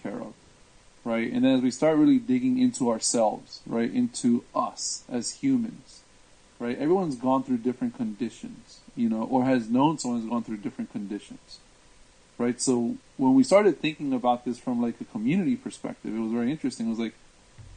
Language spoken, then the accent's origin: English; Washington, District of Columbia, United States; now in Orlando, United States; where I'm from is actually the D.C. area, you know, known as the DMV. Born and raised in that area